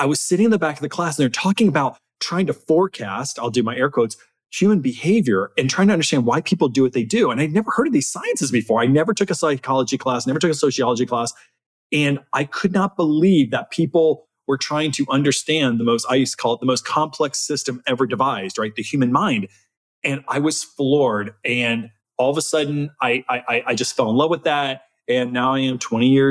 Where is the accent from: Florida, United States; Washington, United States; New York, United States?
Florida, United States; South; moved away as an adult; also born or lived in Texas; I came from South Florida. I didn't come from agriculture at all